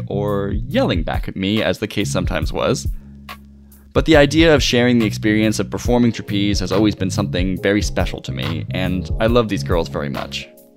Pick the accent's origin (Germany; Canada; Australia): Canada; Ottawa, Ontario; moved away as an adult; also born or lived in Montreal, Canada; now in Cardiff, United Kingdom; I'm originally from Ottawa, Canada, via Montreal